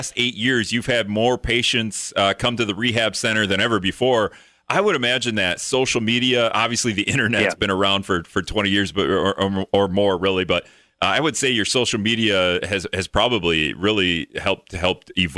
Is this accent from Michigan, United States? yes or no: no; Hortonville, Wisconsin, United States; I was in high school in Hortonville